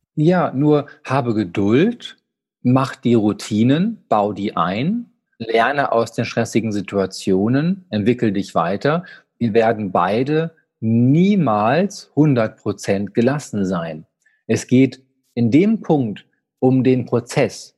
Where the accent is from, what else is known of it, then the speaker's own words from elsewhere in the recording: Dortmund, North Rhine-Westphalia, Germany; als geborener Dortmunder